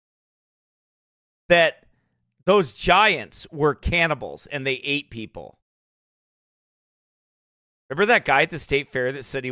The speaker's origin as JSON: {"language": "English", "country": "United States", "accent": "white hillbilly", "said": "my white hillbilly accent"}